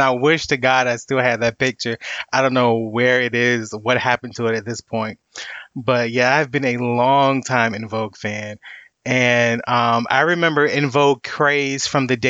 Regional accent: Virginia, United States; I'm from Virginia, or, you know, almost the DMV area

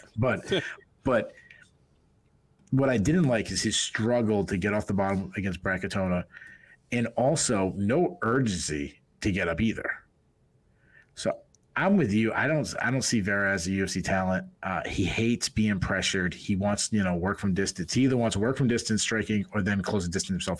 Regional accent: Boston, Massachusetts, United States; accent: Boston; my Boston accent

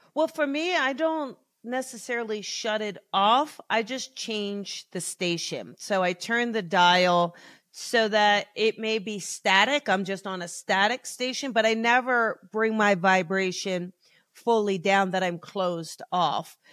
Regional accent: New Jersey, United States; now in Los Angeles, United States; I grew up in New Jersey, South Jersey

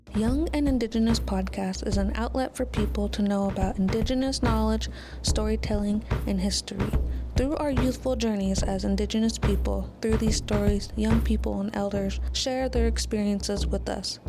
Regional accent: Lummi, Washington, United States; I come from Lummi

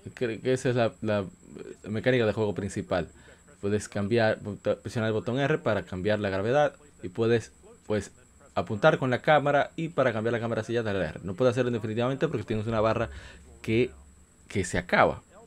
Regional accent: Dominican Republic; para mí que soy de República Dominicana

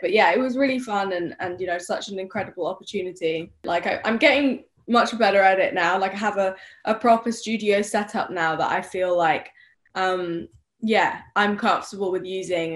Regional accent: United Kingdom; also born or lived in Spain / Sweden; I'm British

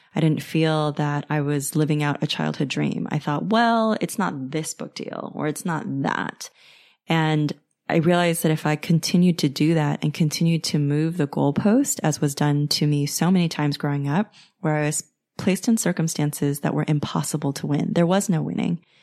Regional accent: United States; If you have come from a traditional Chinese background like I have, you know, growing up in the States

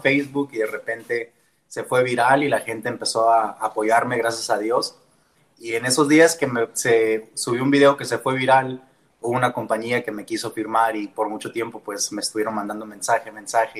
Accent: Tucson, Arizona, United States; first language Spanish; yo soy originario de Tucson, Arizona

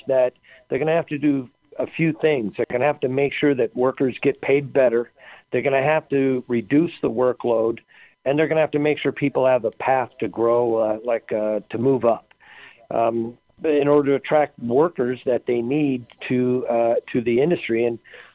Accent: Las Vegas, Nevada, United States; I was born and raised in Las Vegas

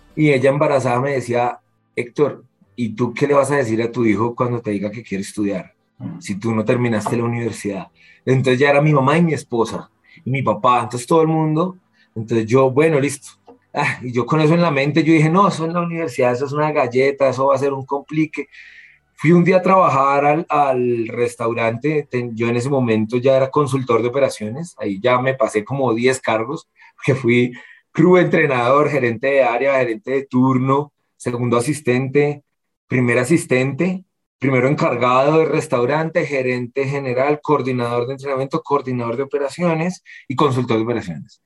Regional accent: Colombia; como colombiano

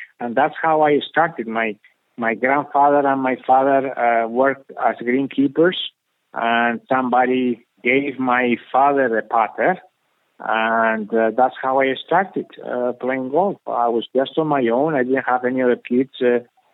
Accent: Spain; when I grew up here in Spain

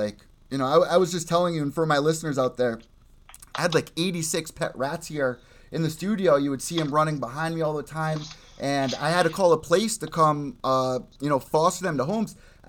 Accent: United States; I grew up in the Long Island Sound.

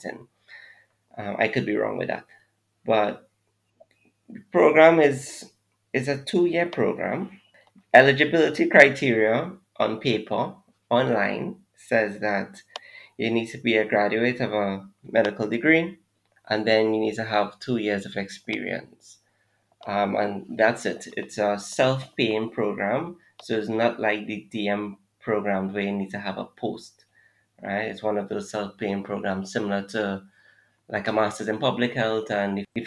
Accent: Trinidad & Tobago; also born or lived in Jamaica; now in Trinidad and Tobago; So I'm Trinidadian, for those who don't know. And I came to Jamaica to do my MBBS.

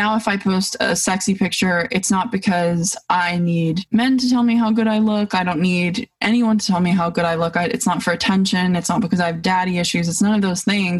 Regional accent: East Hampton, New York, United States; where I grew up in East Hampton, Montauk, Bridgehampton, that whole area, and went to school for a portion of my life

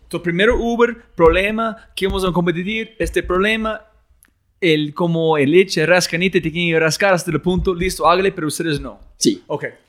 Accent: United States; Spanish is a second language; soy gringo

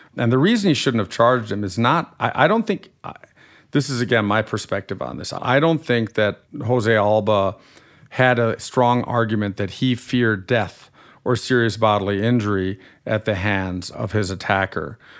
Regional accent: Germany; accent: slightly nasal; moved away as an adult; now in United States; I grew up in Germany till I was eighteen and I'm a German-American dual national

